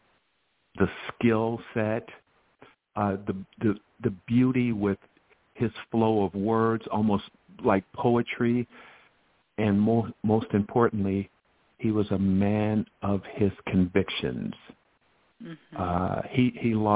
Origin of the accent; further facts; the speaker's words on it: Chicago, Illinois, United States; my 12-year education growing up in Chicago